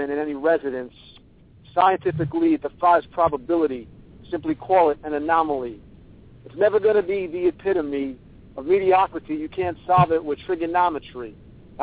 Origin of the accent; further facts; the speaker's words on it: New York, United States; accent: New York; you walk around here, and everybody talks the way